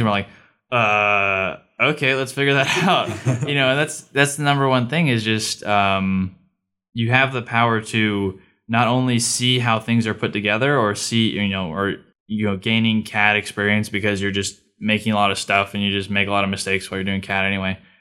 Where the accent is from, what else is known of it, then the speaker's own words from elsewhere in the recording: California, United States; moved away as an adult; I'm from California